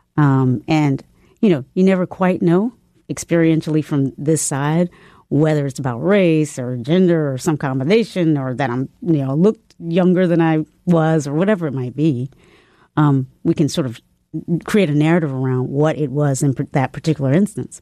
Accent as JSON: {"language": "English", "region": "the South", "country": "United States", "also_born_or_lived": "Charlottesville, Virginia", "said": "my family was just like, okay, well, we're from the South. And it was a Christian, we, I definitely grew up in a Christian family"}